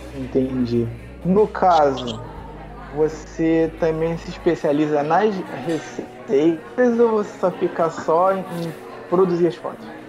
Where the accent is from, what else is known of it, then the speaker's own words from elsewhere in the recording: Rio de Janeiro, Brazil; eu sou do Rio de Janeiro